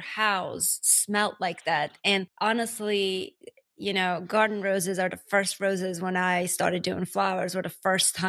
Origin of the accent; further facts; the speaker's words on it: Armenia; now in United States; I'm from Armenia